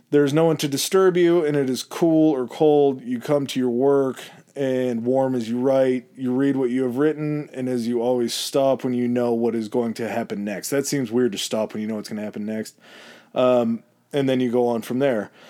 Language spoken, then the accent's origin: English; Chicago, Illinois, United States; I'm from {S1} Chicago, babe. I'm not from France.